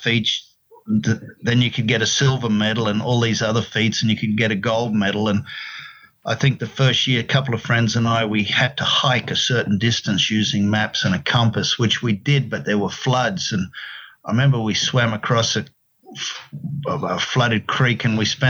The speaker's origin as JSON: {"language": "English", "region": "Queensland", "country": "Australia", "also_born_or_lived": "Sydney", "moved": "as an adult", "lives_now": "United States", "said": "I'm from Queensland, northeastern Australia"}